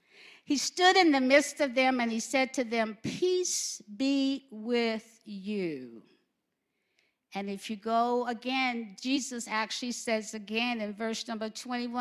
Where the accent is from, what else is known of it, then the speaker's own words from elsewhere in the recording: Alabama, United States; I'm from Alabama